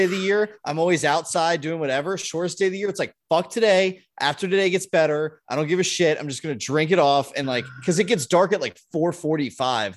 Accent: Southern California, United States; moved away; I grew up in Southern California

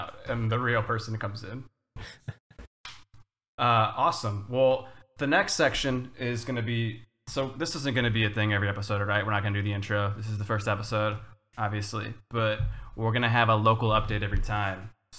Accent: Cleveland, Ohio, United States; moved away as an adult; also born or lived in Indianapolis / Manhattan, New York; now in New York, United States; I am 30. I turned 35 next month. In June. I grew up in the Midwest in Cleveland, not far from Paige. And then I spent, 11 years, 12 years in Indianapolis after I went to college in Indiana

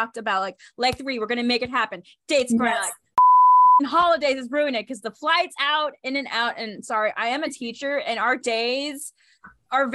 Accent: El Paso, Texas, United States; moved away; I grew up in El Paso for 18 years in life

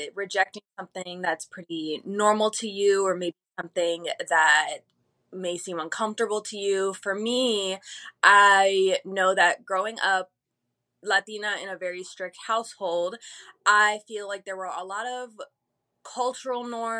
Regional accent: Phoenix, Arizona, United States; also born or lived in Chicago, Illinois; Originally, I was born in Chicago, but I think around when I was like 7 or 8, I'm pretty sure I had my 8th birthday here in Phoenix

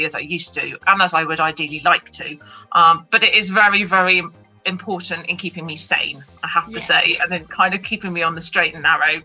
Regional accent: Devon, South West England, United Kingdom; I've always been southern based just by nature of, you know, being kind of born and bred in Devon

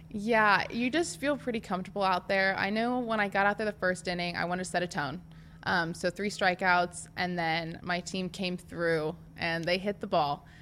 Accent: Nebraska, United States; I'm from Nebraska, and I played for Nebraska

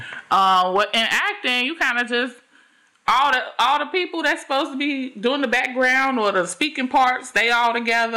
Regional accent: Chicago, Illinois, United States; I am from Chicago, born and raised

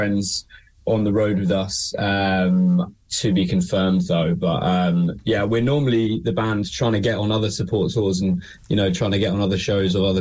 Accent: Brighton, South East England, United Kingdom; moved away as an adult; also born or lived in Manchester; now in London, United Kingdom; We're actually originally from Brighton

